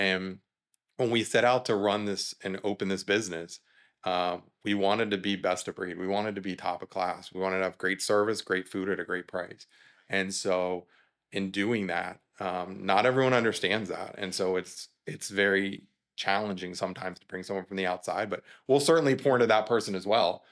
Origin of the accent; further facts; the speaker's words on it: South Florida, United States; moved away as an adult; also born or lived in Georgia; we're born and raised in South Florida, we ended up there.